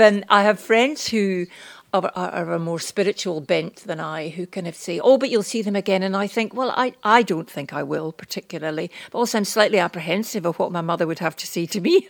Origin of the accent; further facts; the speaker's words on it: Scotland, United Kingdom; We're old, we're Scottish